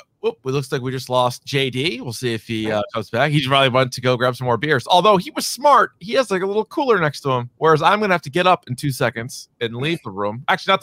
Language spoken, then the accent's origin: English; New Hampshire, United States; my home state of New Hampshire is not great.